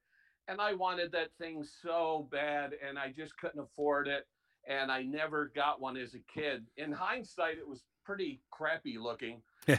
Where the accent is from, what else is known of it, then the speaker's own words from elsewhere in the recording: Chula Vista, California, United States; And my dad was stationed in the Navy, and so I'm from Chula Vista, California.